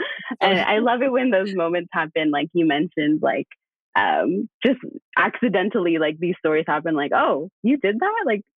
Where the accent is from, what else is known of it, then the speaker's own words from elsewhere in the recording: Salida, California, United States; I was about 3 years old when our family moved to Salida, California